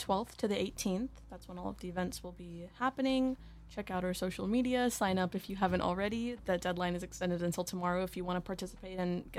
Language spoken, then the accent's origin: English; India; born there; also born or lived in United States; I was born in India.